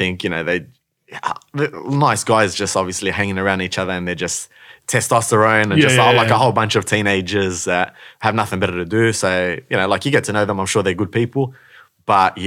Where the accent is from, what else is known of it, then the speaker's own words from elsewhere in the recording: Melbourne, Victoria, Australia; also born or lived in Morocco; I grew up in the north, northern, I see your smile, in the northern suburbs of Melbourne, man. So grew up in Glenroy.